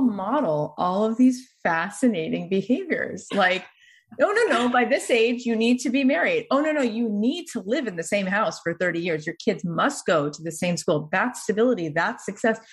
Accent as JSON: {"language": "English", "town": "Boca Raton", "region": "Florida", "country": "United States", "tie": "born or raised there", "moved": "yes", "said": "I grew up in Boca"}